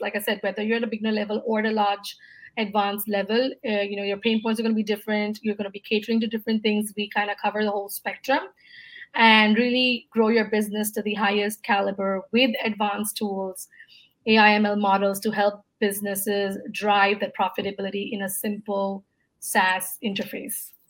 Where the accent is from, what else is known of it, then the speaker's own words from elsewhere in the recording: India; moved away as an adult; also born or lived in Singapore / Dubai / United States; before moving back to my home country, India, I was in the US for about five years